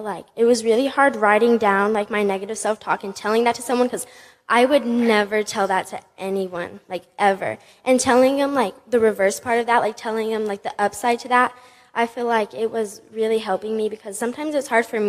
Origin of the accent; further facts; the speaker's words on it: New Mexico, United States; I play volleyball, and I'm from New Mexico, actually.